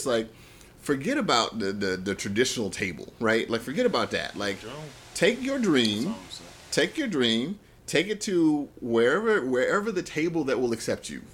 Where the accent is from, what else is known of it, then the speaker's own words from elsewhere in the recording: Chicago, Illinois, United States; I grew up in South Side of Chicago